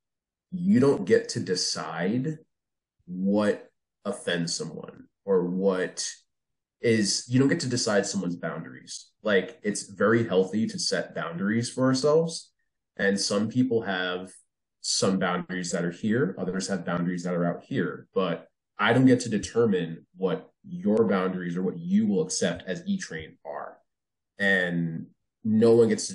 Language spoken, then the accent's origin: English; New Jersey, United States; also born or lived in New York City; when I was a kid, I grew up in Jersey